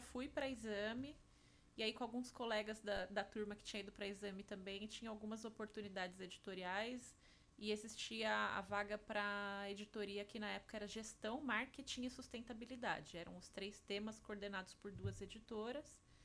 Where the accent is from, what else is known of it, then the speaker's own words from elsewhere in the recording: Jundiaí, São Paulo, Brazil; Eu sou de Jundiaí, então fiz grande parte dos estágios ali